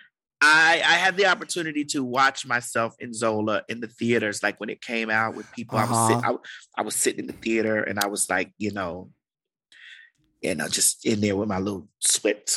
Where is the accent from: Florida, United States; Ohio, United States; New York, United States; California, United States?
Florida, United States; Miami; I'm from Miami